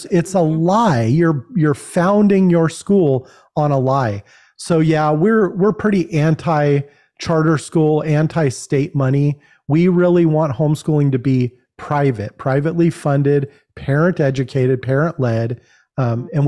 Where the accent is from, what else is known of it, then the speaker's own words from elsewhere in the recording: California, United States; We come from California.